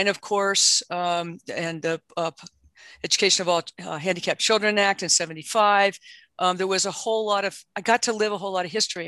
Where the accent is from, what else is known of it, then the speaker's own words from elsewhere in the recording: Southwest Pennsylvania, United States; moved away; also born or lived in West Virginia; I grew up in Southwest Pennsylvania and West Virginia